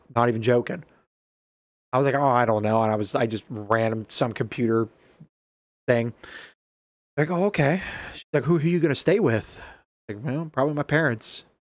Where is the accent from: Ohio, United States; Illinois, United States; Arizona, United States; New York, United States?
Ohio, United States; also born or lived in Alaska; "Hey, where are you from?" And I'm like, "Ohio."